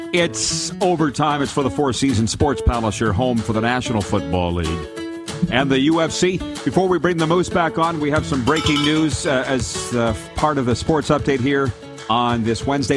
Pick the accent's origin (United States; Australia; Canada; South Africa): Canada; Regina, Saskatchewan; I'm from Canada, specifically Regina, Saskatchewan.